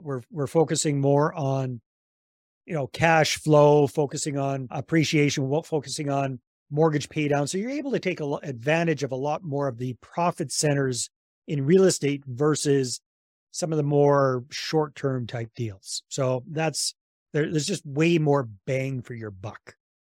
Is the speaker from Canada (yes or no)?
yes; British Columbia, Canada; moved away as an adult; also born or lived in San Jose, Costa Rica; I'm originally from Canada, from British Columbia